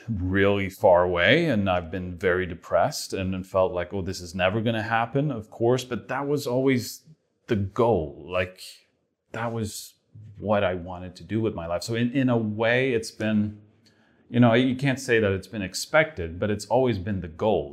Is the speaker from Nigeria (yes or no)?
no; Sweden; moved away; I'm from Sweden, and it's like the other side of the world